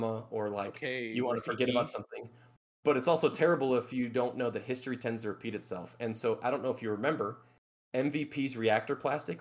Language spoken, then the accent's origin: English; Chicago, Illinois, United States; now in Texas, United States; I'm not actually from Texas. I'm from Chicago